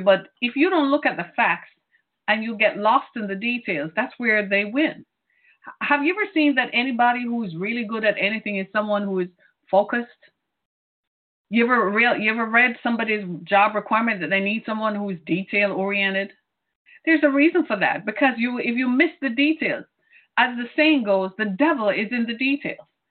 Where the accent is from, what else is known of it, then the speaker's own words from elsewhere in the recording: Detroit, Michigan, United States; my city into it and my home state of Michigan